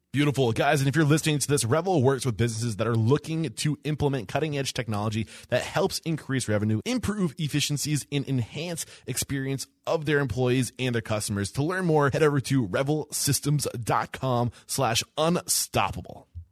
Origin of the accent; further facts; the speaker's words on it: New Hampshire, United States; now in Texas, United States; I'm from New Hampshire